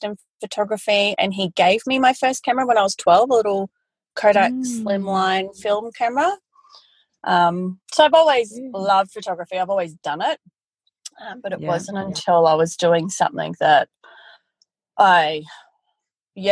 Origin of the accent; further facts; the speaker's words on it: Brisbane, Queensland, Australia; I'm originally from Brisbane. I'm originally a city girl, but moved to the country when I was in my early 20s